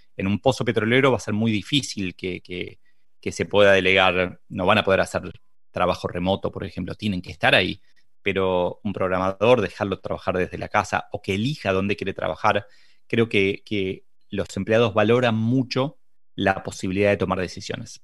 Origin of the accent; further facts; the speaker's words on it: Uruguay; soy de Uruguay